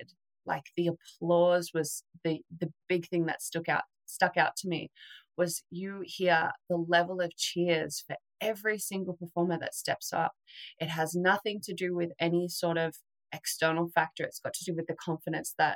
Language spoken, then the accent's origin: English; Australia